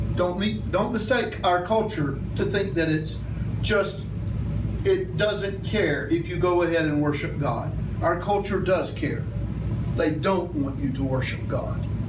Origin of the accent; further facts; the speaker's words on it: United States; I grew up in Little Town America